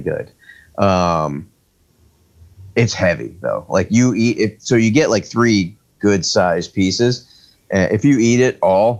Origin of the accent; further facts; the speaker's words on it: New York, United States; where I grew up in New York, our landlord was the butcher down the street.